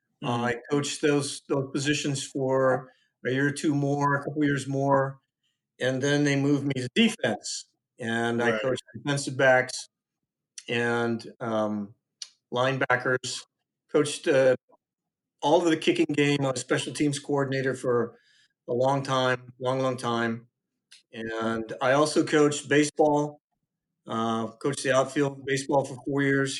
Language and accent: English; Waianae, Hawaii, United States; moved away as an adult; my best friend, like my brother, growing up in Waianae together